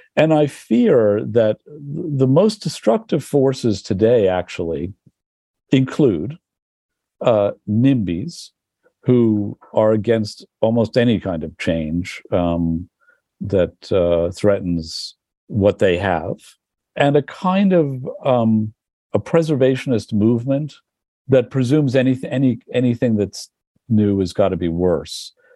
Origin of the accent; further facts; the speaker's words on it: New York, United States; moved away as an adult; also born or lived in Berlin; I grew up too. I, in the village